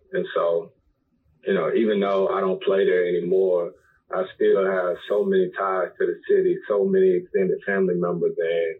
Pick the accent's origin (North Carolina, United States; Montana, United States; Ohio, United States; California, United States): North Carolina, United States; Winston-Salem; So I'm born and raised in Winston-Salem, North Carolina, where Winston-Salem State University is.